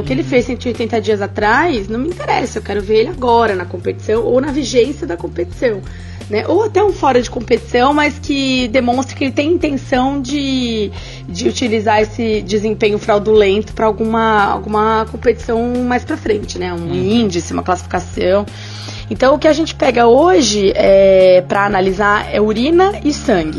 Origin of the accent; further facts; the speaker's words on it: São Paulo, Brazil; now in Rio de Janeiro, Brazil; lá em São Paulo, porque eu tô no Rio, tá, gente? Mas eu sou de São Paulo